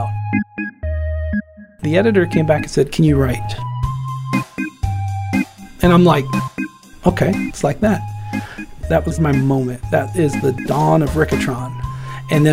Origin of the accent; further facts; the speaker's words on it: Midwest of the United States, United States; also born or lived in Ohio; Born and raised in the Midwest of the United States. I've lived in Ohio for most of my life.